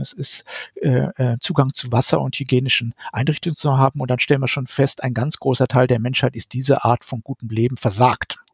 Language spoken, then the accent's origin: German; Germany; bei uns in Deutschland